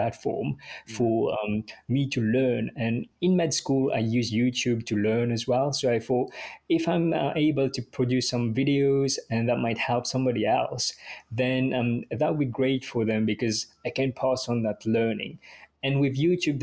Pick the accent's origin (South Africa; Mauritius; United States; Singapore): Mauritius; English is a second language; moved away as an adult; now in United Kingdom; I grew up in Mauritius. So I came to the UK to pursue my career